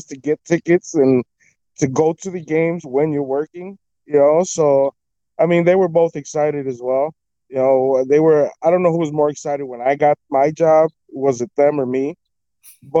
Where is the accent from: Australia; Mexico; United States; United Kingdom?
United States; Chicago, Illinois; When I was born, we used to live right on the corner of Wilton and Cornelia. So that's like a block up from Wrigley Field.